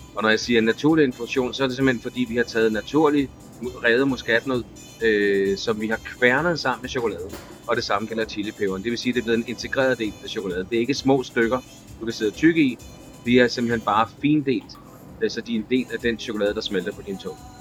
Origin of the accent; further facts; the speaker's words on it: Denmark; moved away as an adult; now in Costa Rica; da jeg var barn i Danmark